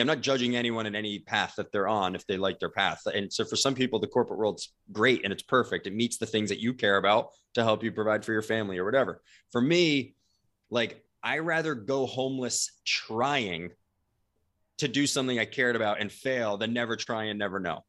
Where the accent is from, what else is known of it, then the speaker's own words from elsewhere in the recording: New Jersey, United States; moved away as an adult; also born or lived in San Diego; I was originally from New Jersey